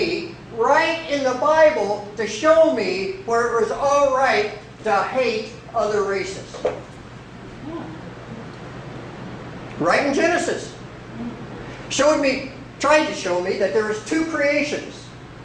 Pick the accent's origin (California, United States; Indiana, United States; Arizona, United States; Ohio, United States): Indiana, United States; Salem; also born or lived in West Virginia; I was born in West Virginia, but I really basically grew up in southern Indiana. In southern Indiana, I grew up in a place called Salem, Indiana